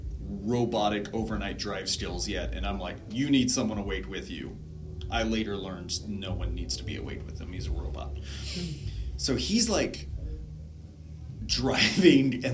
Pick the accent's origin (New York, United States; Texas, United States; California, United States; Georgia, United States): Texas, United States; moved away; also born or lived in Spokane; I grew up in Texas. We don't have snow.